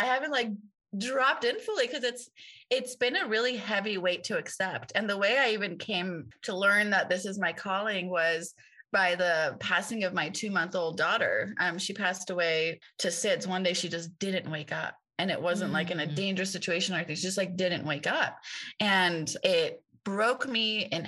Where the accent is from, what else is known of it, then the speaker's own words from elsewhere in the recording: Tehran, Tehran Province, Iran; now in United States; I grew up in the only Hindu temple in Tehran where my father was the pujari